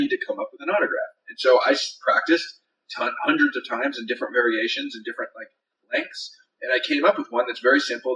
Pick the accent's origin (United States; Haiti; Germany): United States; Northern California; I grew up in Northern California